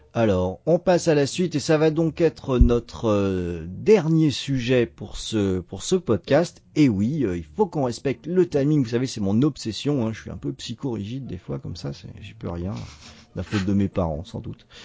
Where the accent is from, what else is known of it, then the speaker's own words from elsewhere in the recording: Brittany, France; en Bretagne, hein, dans ma région d'origine